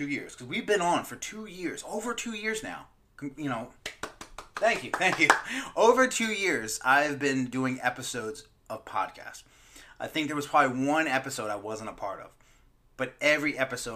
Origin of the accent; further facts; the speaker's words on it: Maryland, United States; Growing up, my boys, cookouts, crabs, growing up in Maryland